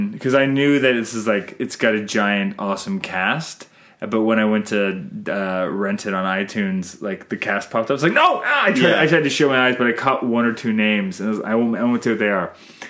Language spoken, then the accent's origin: English; Canada